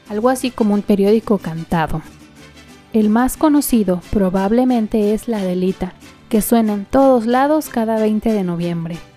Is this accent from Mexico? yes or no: yes; Mexico